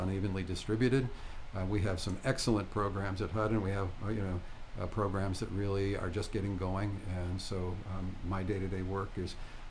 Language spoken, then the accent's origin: English; Flint, Michigan, United States; moved away; I grew up in Flint, Michigan